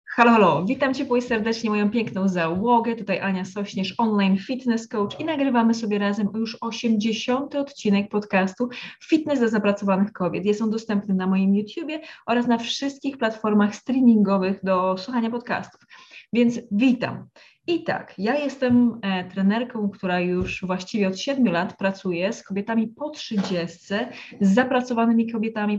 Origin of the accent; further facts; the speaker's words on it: a village in Lesser Poland, Poland; ja pochodzę z wsi w Małopolsce, z rodziny właśnie e, bardzo katolickiej